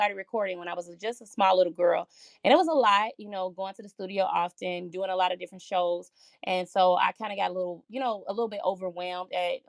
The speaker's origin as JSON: {"language": "English", "town": "Gary", "region": "Indiana", "country": "United States", "tie": "born or raised there", "also_born_or_lived": "Chicago, Illinois", "moved": "as an adult", "lives_now": "Minnesota, United States", "said": "So I was born in Chicago, Illinois. I moved to Gary, Indiana when I was 9 years old. And then following living there for an extended period of time, about 28, I decided to move to Minnesota"}